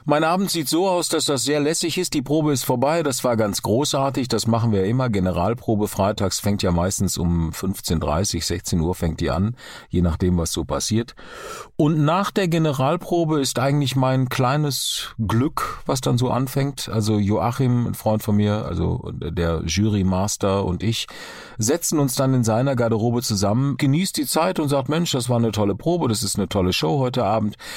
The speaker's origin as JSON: {"language": "German", "town": "Duisburg", "region": "North Rhine-Westphalia", "country": "Germany", "tie": "born or raised there", "also_born_or_lived": "Karlsruhe", "moved": "yes", "said": "Wir sind beide in Duisburg geboren, äh, äh, Kinder des Ruhrgebiets."}